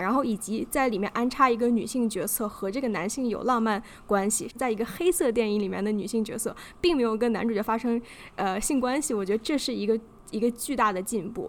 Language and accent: Chinese; China; 我们就是在中国长大这一代人